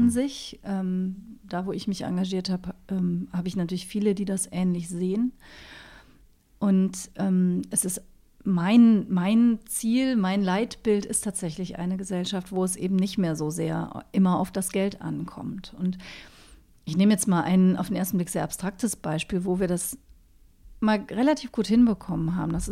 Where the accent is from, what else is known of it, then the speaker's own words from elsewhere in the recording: Cologne, North Rhine-Westphalia, Germany; now in Berlin, Germany; Ich bin in Köln aufgewachsen